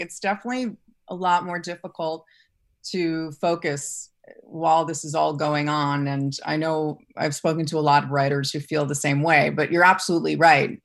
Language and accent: English; New York City, New York, United States; I grew up in New York City